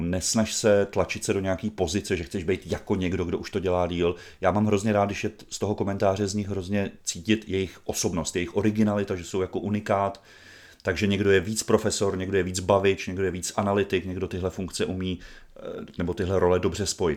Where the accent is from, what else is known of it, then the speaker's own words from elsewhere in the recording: Brandýs nad Labem-Stará Boleslav, Central Bohemian Region, Czechia; also born or lived in Běchovice, Prague; now in Prague, Czech Republic; u nás v Brandýse